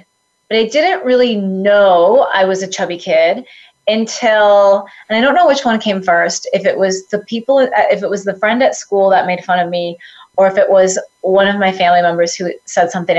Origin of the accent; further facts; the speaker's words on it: Dubuque, Iowa, United States; I grew up in the Midwest, in Dubuque, Iowa